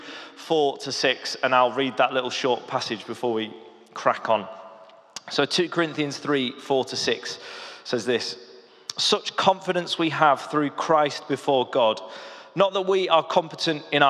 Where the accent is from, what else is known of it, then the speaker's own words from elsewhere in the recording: the Lake District, North West England, United Kingdom; moved away; also born or lived in London; I grew up in the Lake District